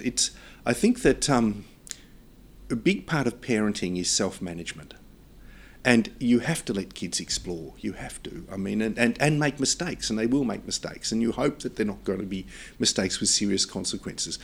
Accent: Australia; my sense of being Australian

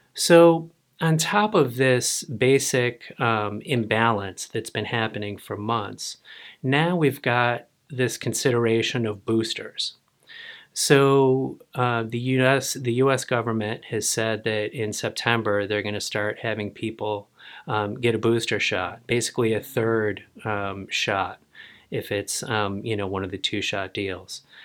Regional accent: United States; I, as an American

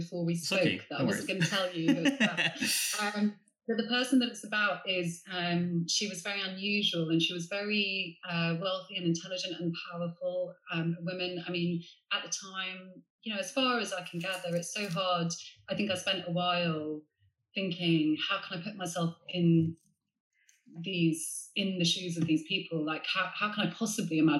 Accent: Sevenoaks, South East England, United Kingdom; I grew up in Middle England in Sevenoaks in Kent

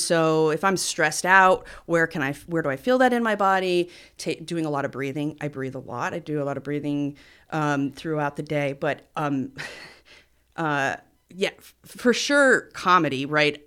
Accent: Cliff Haven, New York, United States; We're from Cliff Haven

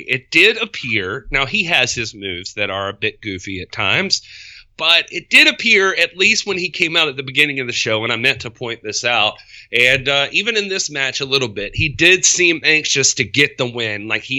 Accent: South Carolina, United States; I'm from South Carolina.

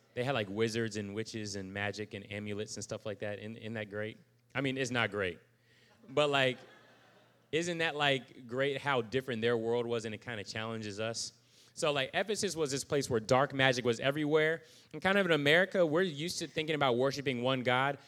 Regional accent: United States; I'm still an American

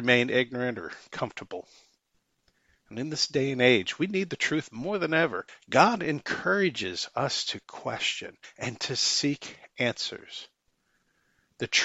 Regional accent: Michigan, United States; now in Independence, United States; I'm originally from Michigan, currently reside in Independence, Missouri

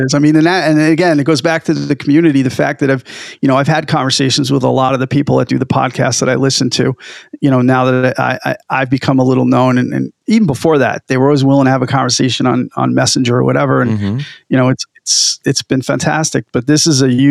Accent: New York, United States; accent: New York; moved away as an adult; now in New England, United States; I'm still a New Yorker

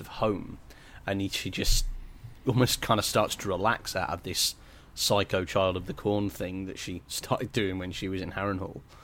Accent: England, United Kingdom; I'm very English

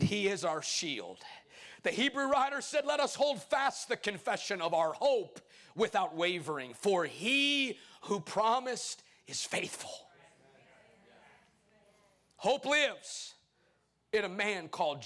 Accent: Chicago, Illinois, United States; now in Arkansas, United States; I'm just a short preacher, originally from Chicago, but born, now spiritually born and bred in Arkansas

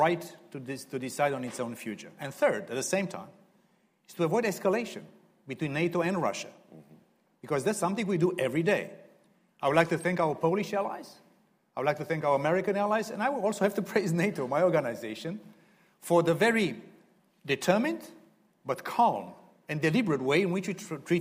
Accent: Romania; I'm coming from Romania. I lived half of my life in communism.

